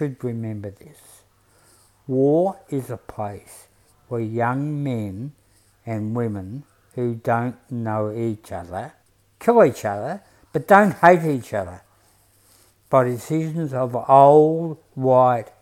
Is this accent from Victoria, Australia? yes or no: yes; Broadmeadows, Victoria, Australia; now in Coburg, Australia; I come from Broadie, and my working class principles